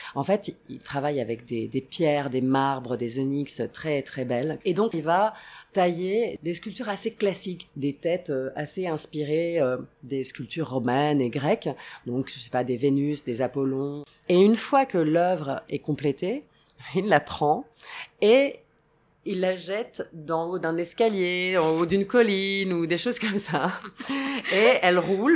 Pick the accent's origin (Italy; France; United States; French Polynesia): Italy; Rome, Lazio; moved away; also born or lived in Sicily; J'ai grandi à Rome, mais je passais énormément de temps en Sicile, plutôt à l'ouest de la Sicile